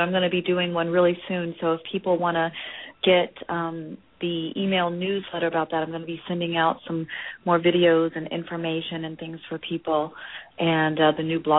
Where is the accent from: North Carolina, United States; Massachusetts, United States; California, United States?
California, United States; Los Angeles; But I'm from Los Angeles.